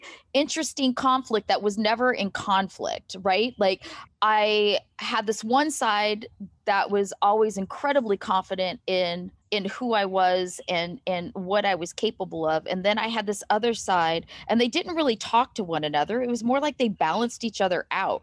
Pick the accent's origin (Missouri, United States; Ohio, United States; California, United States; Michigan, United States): Ohio, United States; Marietta; now in Columbus, United States; And we grew up in Marietta.